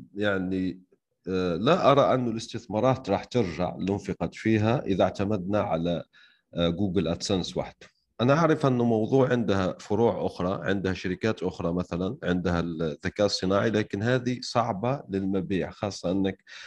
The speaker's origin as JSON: {"language": "Arabic", "country": "Algeria", "said": "انا شخصيا يعني من الجزائر"}